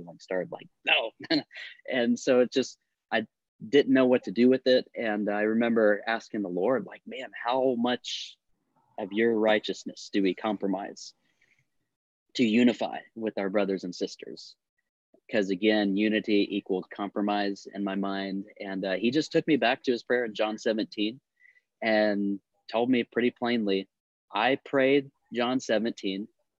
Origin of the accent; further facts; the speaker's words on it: Florida, United States; also born or lived in Georgia / Montana; now in San Antonio, United States; We're from Southeast Florida and Georgia, and then the military sent us to Montana. We're in San Antonio.